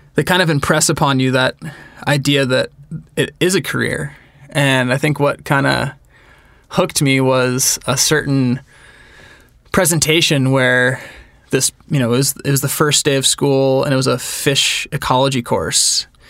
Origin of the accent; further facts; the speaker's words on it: Northern California, United States; moved away as an adult; now in Bozeman, United States; I grew up in Northern California